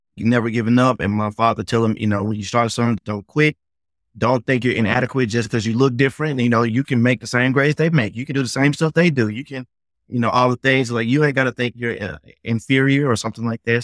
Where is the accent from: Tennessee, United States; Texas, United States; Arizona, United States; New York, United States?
Tennessee, United States; Memphis; I grew up in the South